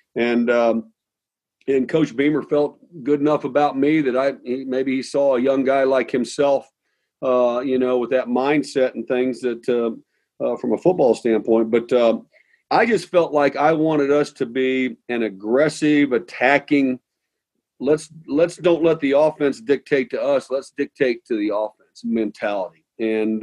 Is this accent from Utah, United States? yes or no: no; St. Charles, Missouri, United States; moved away; also born or lived in Nokomis, Illinois; I grew up in St. Charles, Missouri, which is a suburb of St. Louis